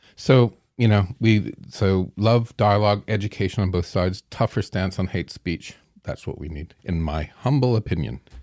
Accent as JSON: {"language": "English", "town": "Strathroy", "region": "Ontario", "country": "Canada", "tie": "born or raised there", "also_born_or_lived": "London, Ontario", "said": "I was born in Strathroy"}